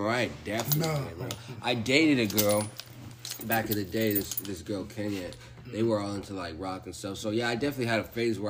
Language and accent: English; San Diego, California, United States; growing up in San Diego, especially hanging out and growing up with Mexicans